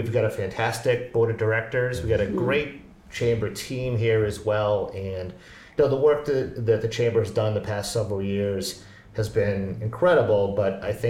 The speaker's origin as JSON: {"language": "English", "area": "North Shore", "region": "Massachusetts", "country": "United States", "tie": "born or raised there", "lives_now": "Cape Ann, United States", "said": "I grew up on the North Shore, but not on Cape Ann"}